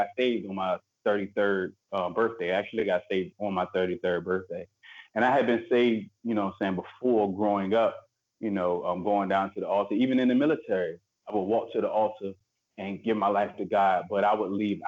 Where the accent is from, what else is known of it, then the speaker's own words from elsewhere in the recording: Portsmouth, Virginia, United States; I was born in Portsmouth, grew up in Virginia. I'm from Virginia.